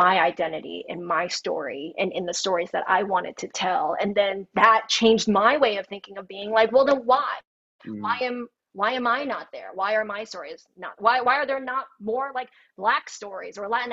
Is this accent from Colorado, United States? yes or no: yes; Thornton, Colorado, United States; also born or lived in Denver; I grew up in Thornton, predominantly white